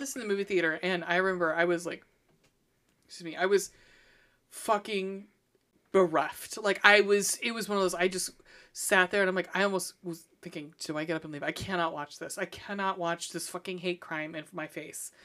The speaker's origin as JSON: {"language": "English", "region": "Scotland", "country": "United Kingdom", "moved": "yes", "said": "I'm Scottish"}